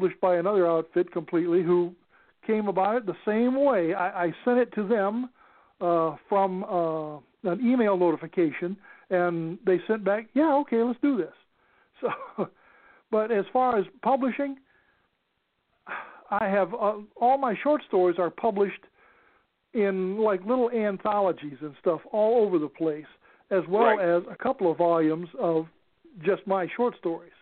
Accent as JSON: {"language": "English", "town": "Los Angeles", "region": "California", "country": "United States", "tie": "born or raised there", "also_born_or_lived": "Arkansas", "said": "We lived in Arkansas, and we lived in California, and then back in Arkansas, and then back in California, but ultimately then in California, in the San Fernando Valley"}